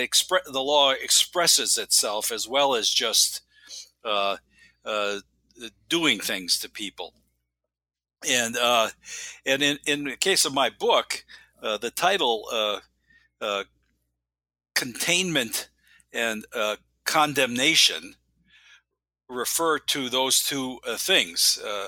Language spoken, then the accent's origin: English; Wisconsin, United States; Well, I was born and raised in Wisconsin and went to college and law school on the East Coast.